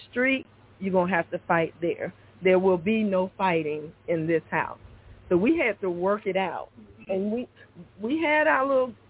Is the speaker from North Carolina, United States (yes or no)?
yes; North Carolina, United States; Born and raised in North Carolina, I have two sisters. I'm the middle child.